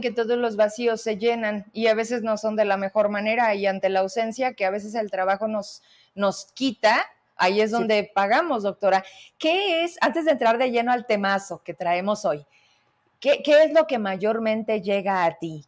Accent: Fresnillo, Zacatecas, Mexico; yo soy de Fresnillo

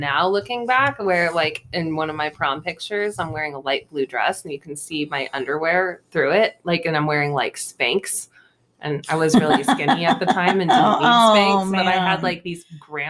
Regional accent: Hood River, Oregon, United States; growing up in Hood River, Oregon in the 90s and 2000s

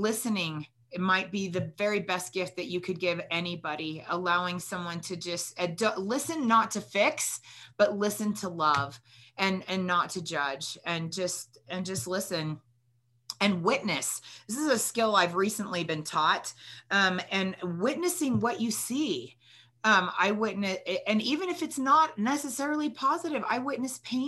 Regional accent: California, United States; growing up in California

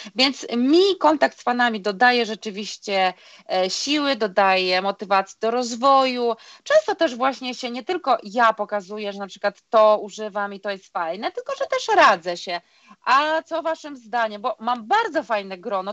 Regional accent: Vilnius, Vilnius County, Lithuania; moved away; No, bo ja pochodzę z Litwy, z Wilna

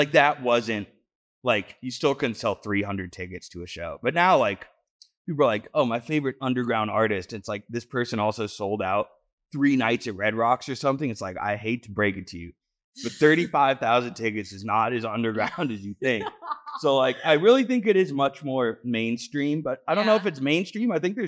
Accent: New England, United States; I'm from New England. I enjoy it, but no one wants to get stuck in Maine, you know?

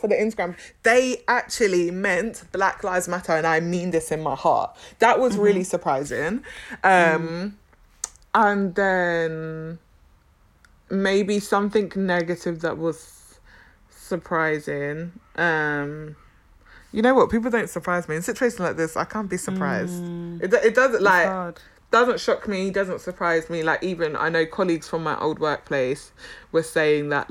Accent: United Kingdom; I'm black British

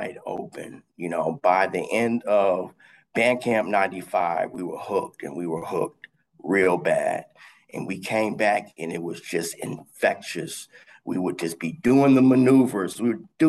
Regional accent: Southfield, Michigan, United States; also born or lived in Detroit, Michigan; born and raised in Detroit, Michigan. Moved out to Southfield, Michigan when I was a young boy

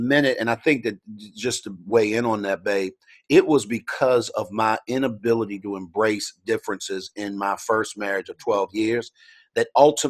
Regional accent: Baltimore, Maryland, United States; I grew up in Baltimore.

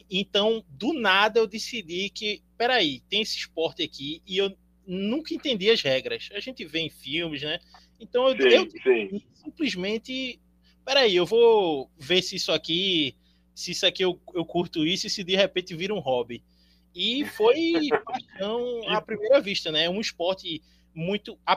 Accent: Pernambuco, Brazil; Eu sou, eu sou advogado, eu sou daqui de Pernambuco

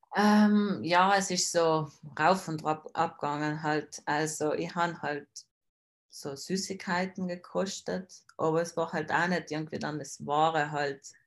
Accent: South Tyrol, Trentino-Alto Adige, Italy; bin aus Südtirol

